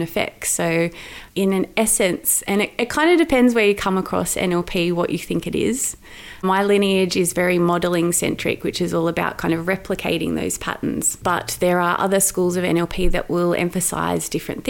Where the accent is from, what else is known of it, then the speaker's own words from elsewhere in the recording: Sydney, New South Wales, Australia; now in Melbourne, Australia; So I grew up in Sydney. I grew up in a beautiful part of Sydney with the Royal National Park.